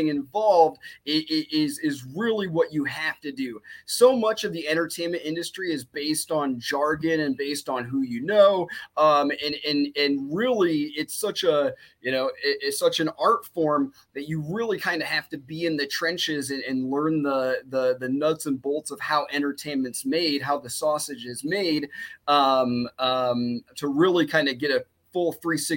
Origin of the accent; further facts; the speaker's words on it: Iowa, United States; moved away as an adult; now in Los Angeles, United States; I'm from Iowa, born and raised